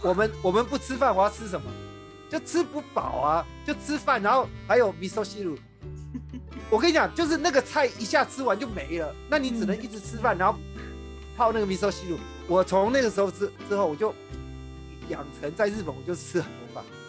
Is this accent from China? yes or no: no; Taiwan; 我是台湾来的